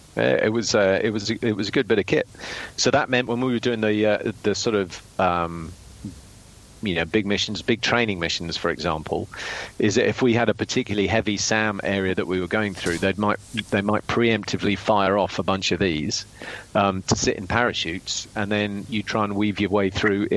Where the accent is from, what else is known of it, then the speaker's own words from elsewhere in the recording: United Kingdom; as a Brit